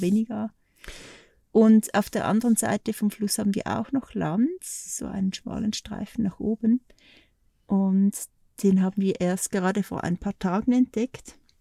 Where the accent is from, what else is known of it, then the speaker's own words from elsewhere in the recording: Switzerland; moved away as an adult; now in Portugal; bei uns in der Schweiz